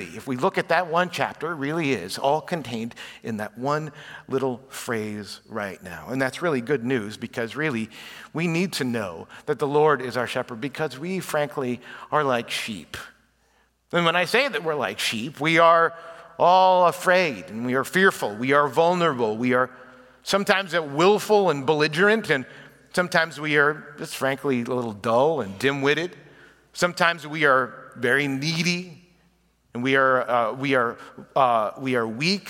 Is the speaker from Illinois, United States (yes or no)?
yes; Chicago, Illinois, United States; moved away; I was raised in the Chicago area